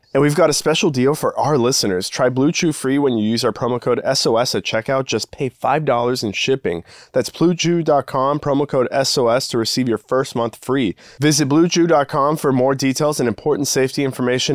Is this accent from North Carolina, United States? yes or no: no; Texas, United States; I grew up in Texas